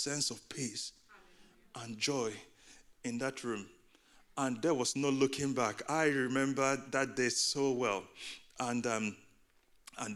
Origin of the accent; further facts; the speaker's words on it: Nigeria; also born or lived in United Kingdom; now in Boston, United States; In the first third of my life, I was growing up in Nigeria. I was raised in a Christian home.